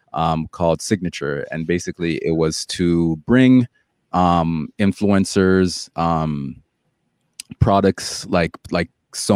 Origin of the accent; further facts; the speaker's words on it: Jamaica; Like, you know, I'm Jamaican, so, you know, I'll poke the same fun at, you know, at the Jamaican culture, right?